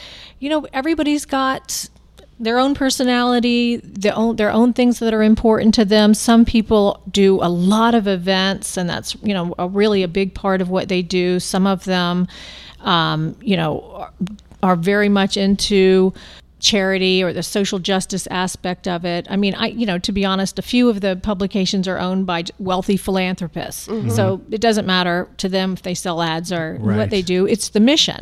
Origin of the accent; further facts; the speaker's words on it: Lakeland, Florida, United States; I'm from Lakeland